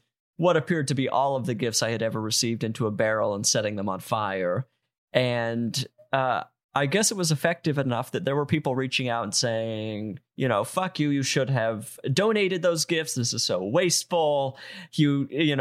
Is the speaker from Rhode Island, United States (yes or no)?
no; Utah, United States; I'm from Utah, which is kind of the Canada of the United States